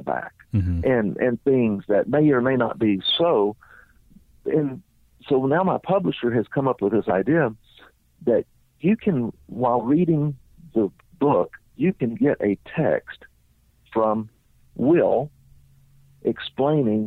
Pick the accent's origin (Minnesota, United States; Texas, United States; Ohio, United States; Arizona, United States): Texas, United States; accent: Texas; my Texas accent